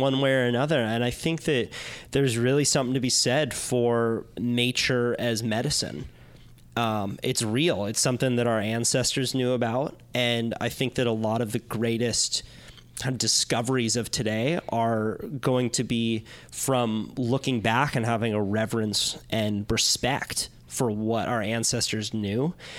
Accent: Santa Cruz, California, United States; growing up in Santa Cruz, like I was, I was a beach kid

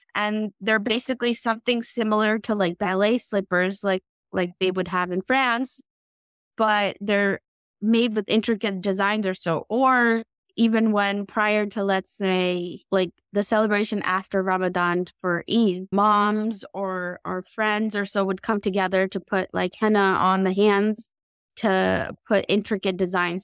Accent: United States; when I grew up in the United States

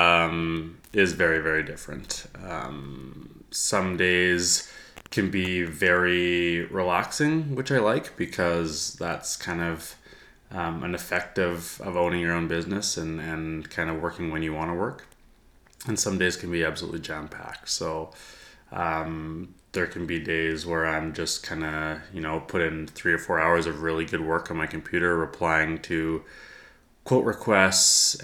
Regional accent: Edmonton, Alberta, Canada; also born or lived in Oakville, Ontario; I was born in Edmonton, was here until second grade. Halfway through second grade, my dad got transferred to head office in Toronto for his work. So we moved out to Ontario. We lived in Oakville, just outside of Toronto, for almost 4 years

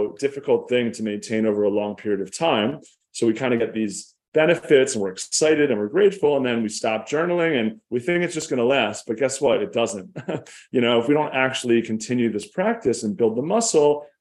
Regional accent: Philadelphia, Pennsylvania, United States; I grew up in Philadelphia, in an upper middle class suburb

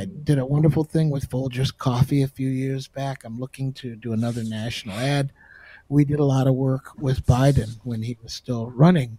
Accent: Oak Park, Michigan, United States; Oak Park, where I grew up in Michigan

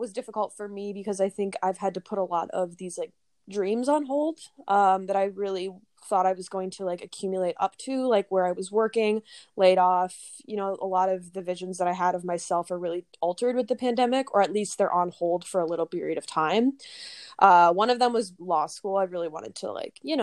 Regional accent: Minnesota, United States; moved away as an adult; now in New York City, United States; I came to the city from Minnesota originally

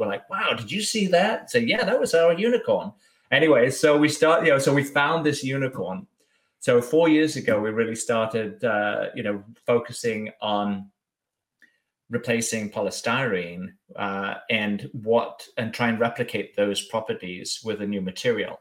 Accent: Bath, South West England, United Kingdom; moved away as an adult; also born or lived in Germany / France / Brussels; now in United States; I was born born and raised in Bath on the southwest, and then moved around. Was living in Germany for a year or two, and then France and uh, Brussels before okay. coming to the States.

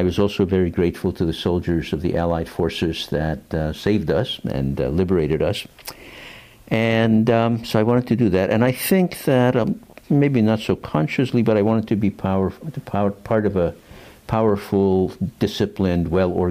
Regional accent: Hungary; moved away; also born or lived in United States; I'm a dual citizen. Uh-huh. I'm originally from Hungary.

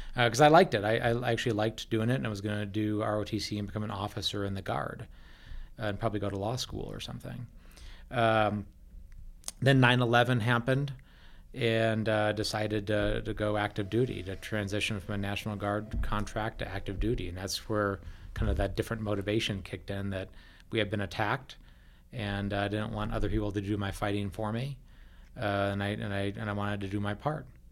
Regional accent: Wisconsin, United States; now in Colorado, United States; I grew up in Wisconsin

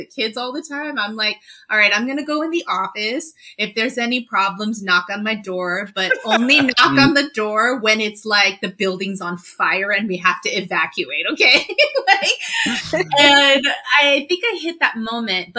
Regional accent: New York, United States; also born or lived in Los Angeles, California; when my parents got divorced, when I was 9 and we moved from Los Angeles to New York

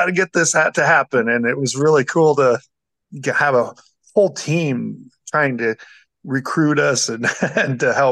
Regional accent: Guthrie Center, Iowa, United States; now in Jefferson, United States; I grew up in Guthrie Center down the road, so I knew Jefferson fairly well

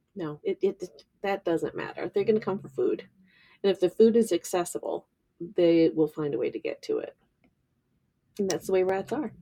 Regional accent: Kittery, Maine, United States; I grew up in Admiralty Village in Kittery

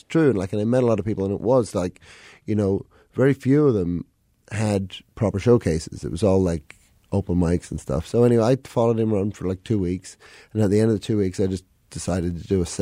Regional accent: London, United Kingdom; now in Chicago, United States; I moved here 2004, and like I grew up in London, so I'm at heart like a city boy.

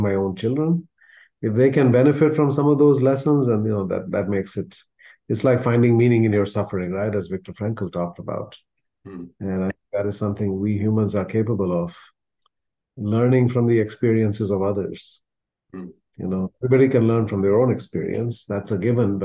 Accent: India; moved away; where I come from, the community that I'm part of from India

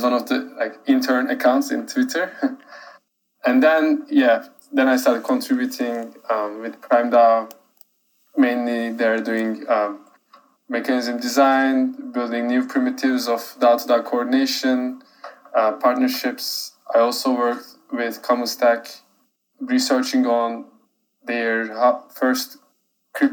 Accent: Turkey; moved away as an adult; now in New York, United States; I'm originally from Turkey, now studying in a university in New York.

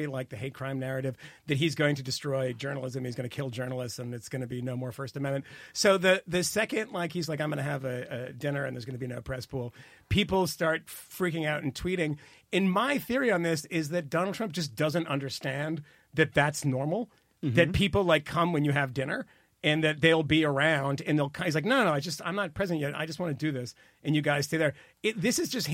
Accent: Massachusetts, United States; I grew up in Massachusetts

